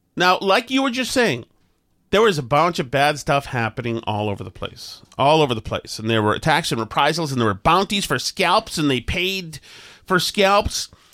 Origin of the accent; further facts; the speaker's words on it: Winchester, Massachusetts, United States; moved away; I come from Winchester, Massachusetts